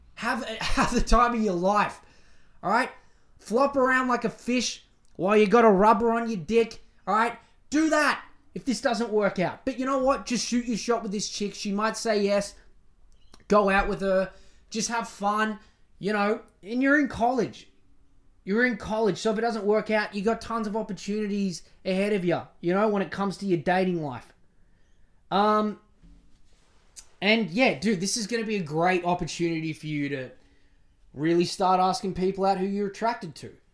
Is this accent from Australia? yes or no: yes; Australia; I'm Australian